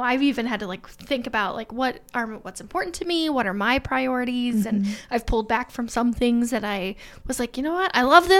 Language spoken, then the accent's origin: English; Alexandria, Indiana, United States; I grew up in Alexandria